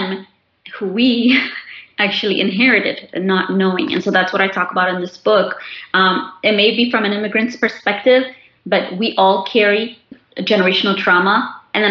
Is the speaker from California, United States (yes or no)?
no; Chicago, Illinois, United States; also born or lived in Khartoum, Sudan; I was born in Khartoum, Sudan, and my family and I immigrated here when I was 18 months old. I like to tell people I was born and raised in Chicago